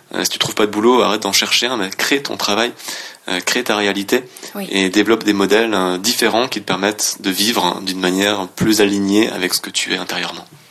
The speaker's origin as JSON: {"language": "French", "area": "Alsace", "region": "Grand Est", "country": "France", "also_born_or_lived": "Laos"}